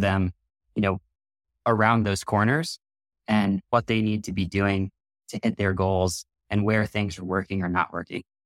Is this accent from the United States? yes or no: yes; New York City, New York, United States; I grew up on the East Coast in New York City